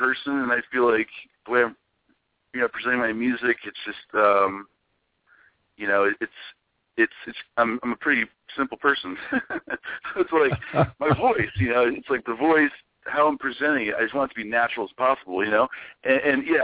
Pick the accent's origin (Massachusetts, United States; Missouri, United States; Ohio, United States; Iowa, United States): Ohio, United States; moved away; it's my home state, and I have a lot of support there.